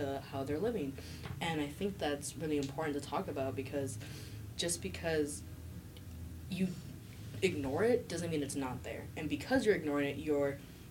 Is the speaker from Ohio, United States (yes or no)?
no; the Valley, California, United States; I was born in California. My mom's from San Jose. I'm from the Valley.